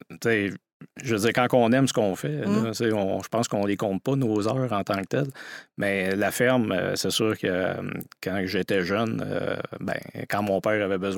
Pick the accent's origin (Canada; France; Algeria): Canada; Saint-Tite, Quebec; Donc, quand je dis les, hauts gens, je suis de Saint-Tite, ça les oriente plus.